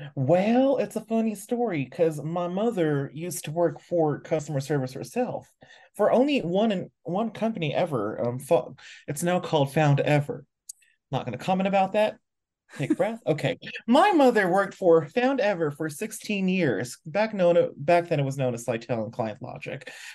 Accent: Philippines; moved away as an adult; now in Mexico; I am originally from the Philippines, was supposed to move to the U S, but now I live in Mexico instead

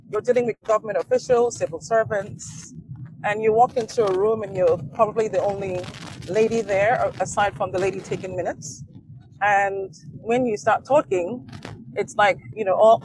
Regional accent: Nigeria; being Nigerian

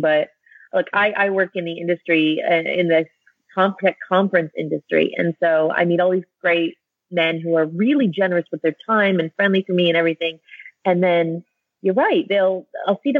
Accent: United States; moved away as an adult; as an American living overseas

